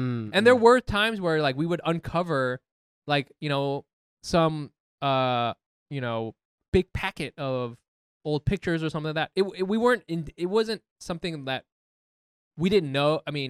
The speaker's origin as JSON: {"language": "English", "area": "Orange County", "region": "California", "country": "United States", "tie": "born or raised there", "moved": "yes", "lives_now": "New York, United States"}